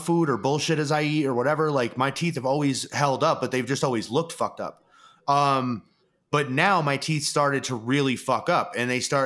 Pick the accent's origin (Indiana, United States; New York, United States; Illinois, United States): New York, United States; I'm from New York.